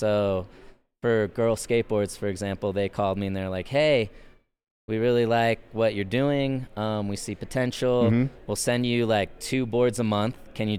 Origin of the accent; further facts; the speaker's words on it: Fort Leavenworth, Kansas, United States; Fort Leavenworth.